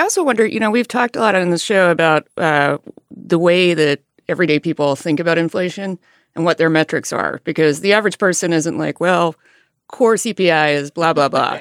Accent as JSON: {"language": "English", "region": "Alabama", "country": "United States", "tie": "born or raised there", "moved": "yes", "said": "I grew up in a rural area in Alabama"}